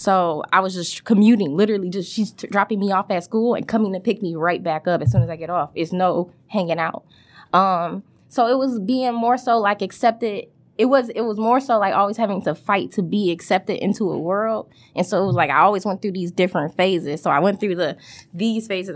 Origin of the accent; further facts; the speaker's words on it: Detroit, Michigan, United States; also born or lived in Lansing, Michigan; going to elementary school in Wayne, right there on Wayburn and Whittier